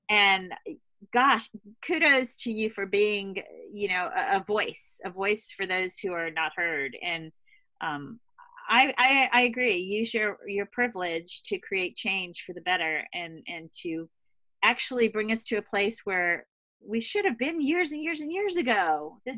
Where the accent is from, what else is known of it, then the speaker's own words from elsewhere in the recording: Louisiana, United States; also born or lived in Boston / Switzerland / Hawaii / Italy; But I come from Louisiana, which you might imagine is not quite so, it's a different kind of bubble.